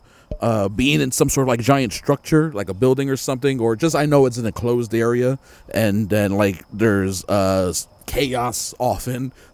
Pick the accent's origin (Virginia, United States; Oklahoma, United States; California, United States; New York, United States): New York, United States; I grew up in New York.